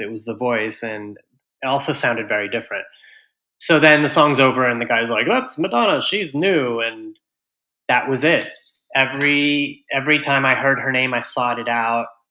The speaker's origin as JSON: {"language": "English", "town": "Houston", "region": "Texas", "country": "United States", "tie": "born or raised there", "moved": "yes", "lives_now": "New York City, United States", "said": "I grew up in Houston, Texas"}